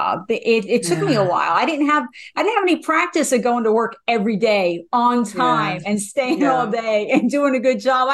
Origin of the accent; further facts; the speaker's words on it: New Jersey, United States; I am from New Jersey